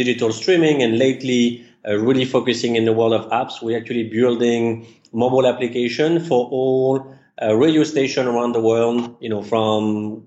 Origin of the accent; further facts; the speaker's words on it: Paris, Île-de-France, France; English is a second language; moved away as an adult; now in United States; As you can tell from the accent, I was actually born and raised in Paris, and I migrated to the U.S. about 12 years ago